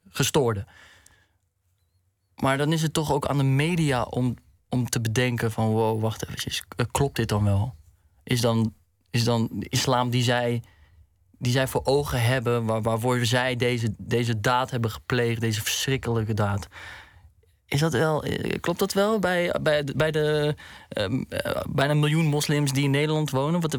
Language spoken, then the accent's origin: Dutch; Morocco; bij etniciteit, bij eh, Marokkanen. Nou, ik ben Marokkaans, dus...